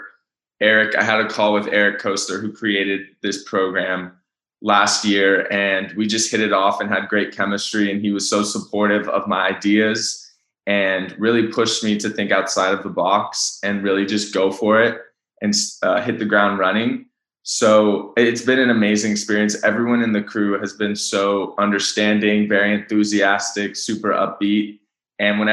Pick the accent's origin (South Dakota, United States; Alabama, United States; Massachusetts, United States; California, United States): California, United States; Bay Area; moved away as an adult; also born or lived in Los Gatos; now in Los Angeles, United States; I was born and raised in the Bay Area.